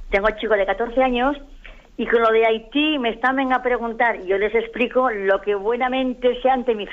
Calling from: Granada, Andalusia, Spain; Soy de aquí, de Granada, que le llamo.

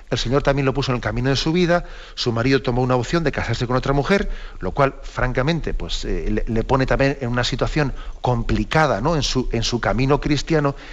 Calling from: Madrid, Community of Madrid, Spain; de Madrid.

